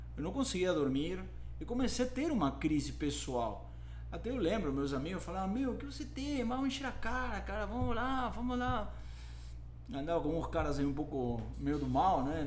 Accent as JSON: {"language": "Portuguese", "region": "Lima", "country": "Peru", "tie": "born or raised there", "second_language": "Portuguese", "moved": "as an adult", "lives_now": "São Paulo, Brazil", "said": "eu nasci em Lima, no Peru, há 47 anos atrás"}